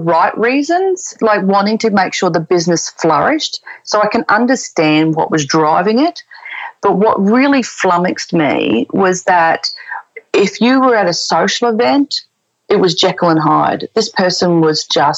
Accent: Brisbane, Queensland, Australia; moved away as an adult; also born or lived in United Arab Emirates / Melbourne; now in Sydney, Australia; we're both originally from Brisbane

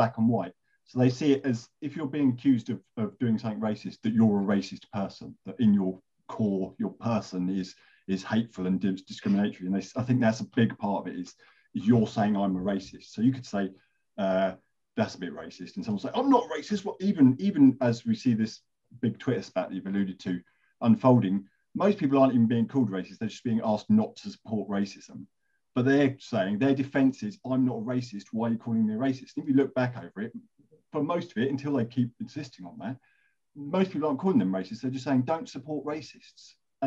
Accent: London, United Kingdom; also born or lived in Brighton; I was born in Brighton, but I grew up in Tottenham

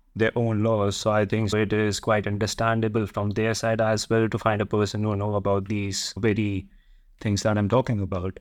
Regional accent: Delhi, India; moved away as an adult; also born or lived in Netherlands; I'm from Delhi, India

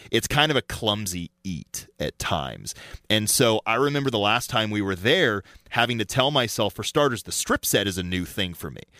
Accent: Colorado, United States; growing up in Colorado, snow caving, skiing

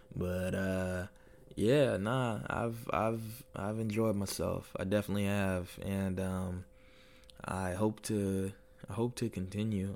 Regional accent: United States; moved away as an adult; now in Nuremberg, Germany; I'm American

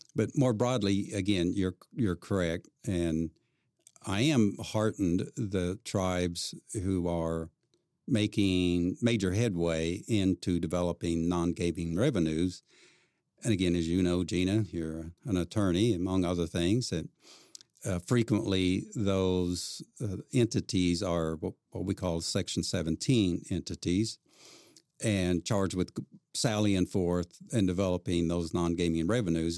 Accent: Claremore, Oklahoma, United States; I grew up in Claremore, Oklahoma

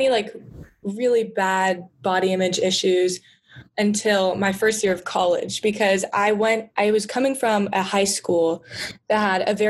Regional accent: the South, United States; moved away; I'm from the South

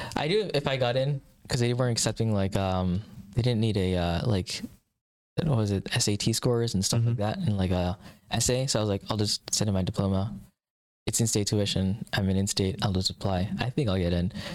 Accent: Kansas, United States; also born or lived in Mumbai, India / Alaska; when I was like five or so, I think five and a half maybe, I moved down to Kansas

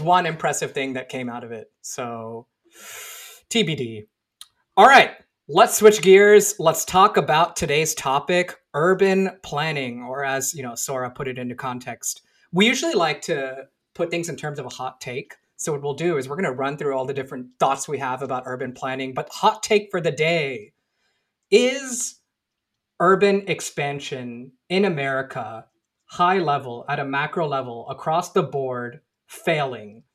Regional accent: Houston, Texas, United States; now in Seattle, United States; I grew up in Houston

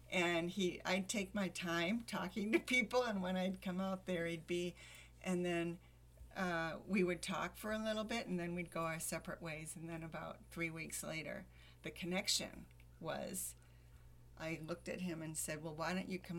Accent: Sparta, United States; I was from Sparta

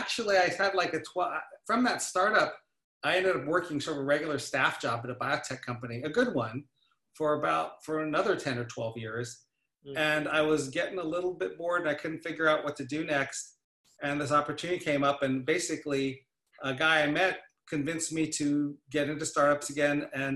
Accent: Salem, Oregon, United States; So I grew up actually on the West Coast here in Oregon, in a little town, actually the capital, called Salem.

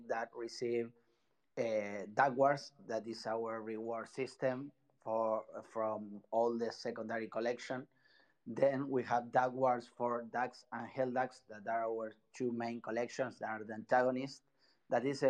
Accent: Buenos Aires, Argentina; English is a second language; Sorry if my English is not so clear. I'm from Buenos Aires, Argentina

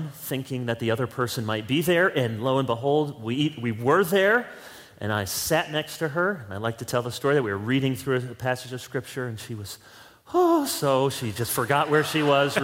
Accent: Jenison, Michigan, United States; moved away as an adult; also born or lived in South Holland, Illinois / Chicago, Illinois / Orange City, Iowa; I grew up mostly in Grand Rapids, in Jenison, Michigan, which is a suburb of Grand Rapids

